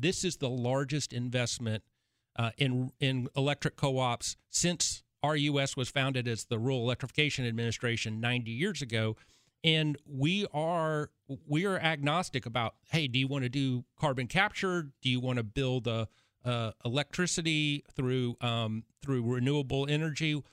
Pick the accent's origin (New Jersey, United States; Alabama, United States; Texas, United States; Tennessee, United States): Tennessee, United States; Chattanooga; I'm from Chattanooga, Chattanooga, University of Tennessee at Chattanooga